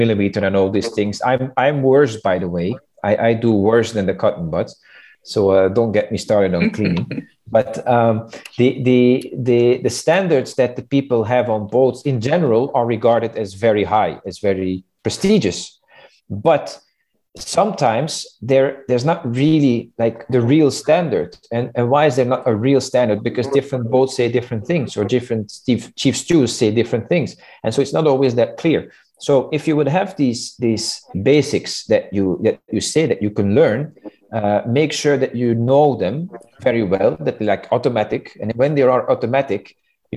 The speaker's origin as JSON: {"language": "English", "country": "Belgium", "tie": "born or raised there", "moved": "as an adult", "said": "I was born in Belgium, and Belgium is a very small country in the middle of Europe"}